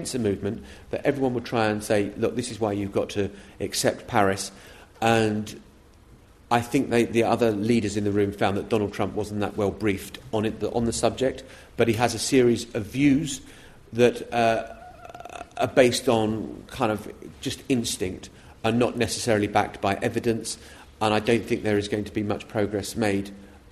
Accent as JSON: {"language": "English", "country": "United Kingdom", "said": "as British journalists"}